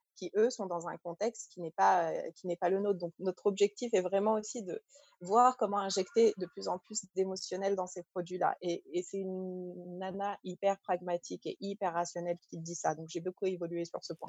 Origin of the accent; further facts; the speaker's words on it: Paris suburbs, Île-de-France, France; also born or lived in Algeria; je suis née en Algérie, j'ai grandi en France, en banlieue parisienne.